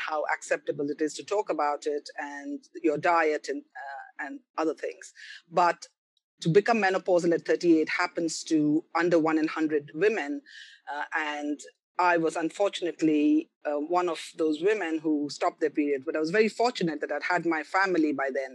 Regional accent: Kolkata, West Bengal, India; moved away as an adult; also born or lived in Karnataka, India / Pondicherry, India / Delhi, India; Although I'm a South Indian, I grew up in Bengal, in Calcutta.

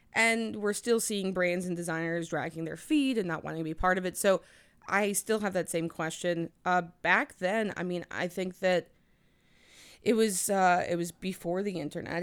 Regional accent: New Jersey, United States; also born or lived in New Orleans; I was born in New Orleans, but I've lived in New Jersey since I was two

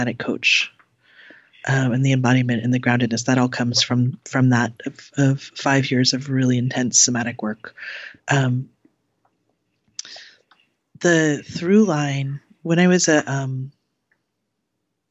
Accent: Cleveland, Ohio, United States; I grew up in the Midwest

